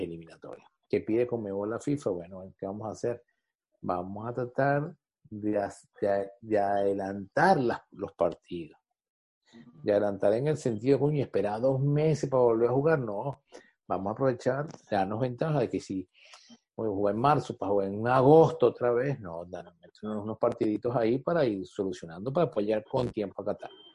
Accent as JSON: {"language": "Spanish", "country": "Venezuela", "said": "como venezolano"}